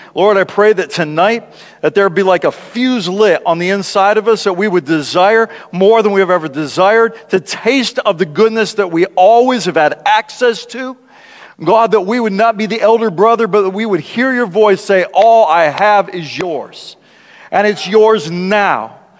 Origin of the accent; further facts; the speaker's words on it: South Dakota, United States; when I was a kid and growing up in South Dakota